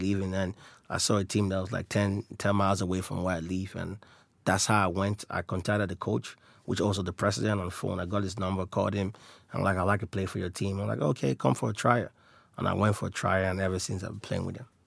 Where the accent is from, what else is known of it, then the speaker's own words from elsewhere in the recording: Nigeria; I'm Nigerian from nationality